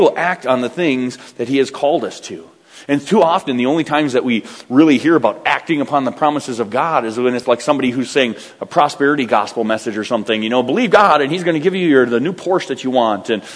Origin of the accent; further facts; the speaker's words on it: United States; I'm an American